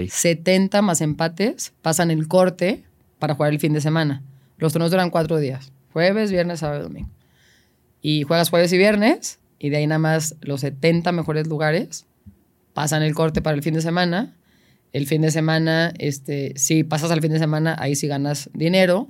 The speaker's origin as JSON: {"language": "Spanish", "country": "Mexico", "said": "soy la única mexicana, tengo presencia allá"}